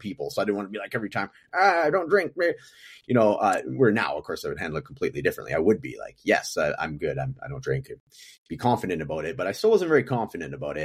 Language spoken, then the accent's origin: English; Prince George, British Columbia, Canada; moved away as an adult; now in Edmonton, Canada; I'm from Prince George, British Columbia, which is like a smaller version of Edmonton in the province, uh, to my west